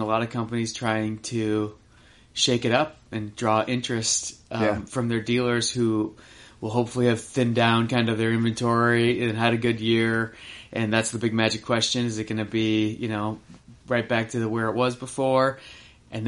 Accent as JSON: {"language": "English", "region": "Upper Midwest", "country": "United States", "tie": "born or raised there", "moved": "yes", "said": "growing up in Upper Midwest"}